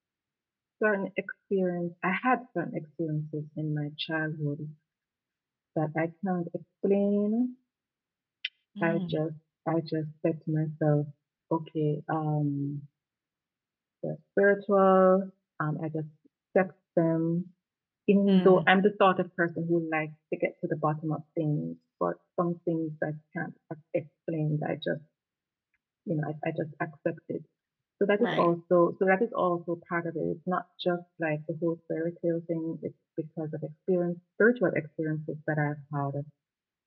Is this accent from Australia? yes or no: no; Jamaica; first language Jamaican Patois; I'm Jamaican, so I'll always represent